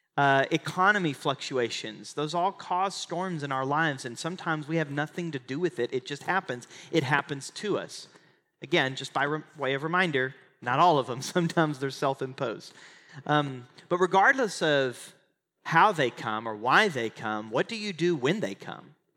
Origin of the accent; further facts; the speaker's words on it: Oklahoma, United States; moved away as an adult; now in Texas, United States; I grew up in Oklahoma and I live in Texas.